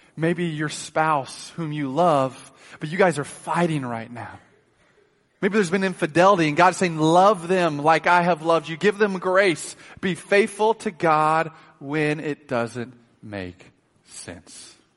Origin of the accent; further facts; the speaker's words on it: Oklahoma City, Oklahoma, United States; moved away; also born or lived in Kansas City; I grew up in Oklahoma City